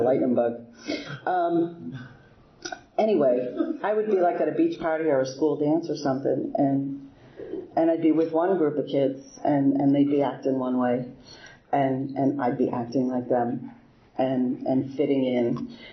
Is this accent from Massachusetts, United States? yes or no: yes; Boston, Massachusetts, United States; moved away as an adult; now in Bel Air, United States; I'm originally from Boston. I grew up in Boston my whole life there